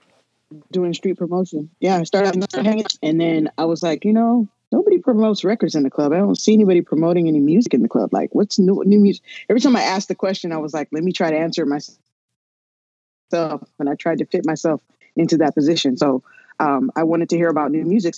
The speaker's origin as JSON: {"language": "English", "town": "Los Angeles", "region": "California", "country": "United States", "tie": "born or raised there", "said": "I was born in East L.A., like the movie."}